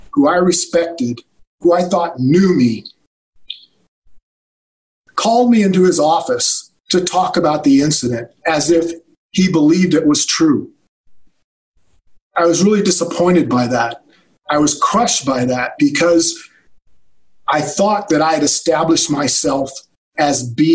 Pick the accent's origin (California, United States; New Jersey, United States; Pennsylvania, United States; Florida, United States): California, United States; also born or lived in Alabama; I was born in Alabama, but I moved to California when I was very young